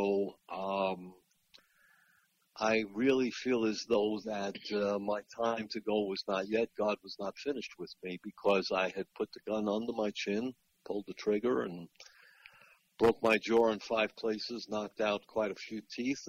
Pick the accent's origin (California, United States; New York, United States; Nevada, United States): New York, United States; Long Island; moved away as an adult; also born or lived in Florida; I grew up on Long Island in New York